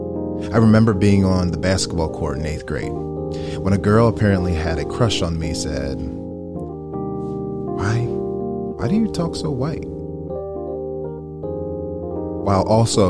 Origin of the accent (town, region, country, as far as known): West Chester, Pennsylvania, United States; born or raised there